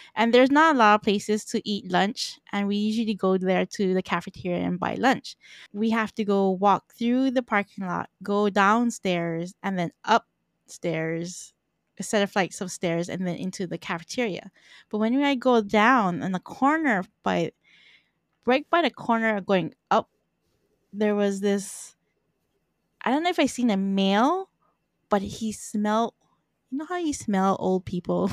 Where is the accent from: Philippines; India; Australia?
Philippines; I'm Filipino, so in my culture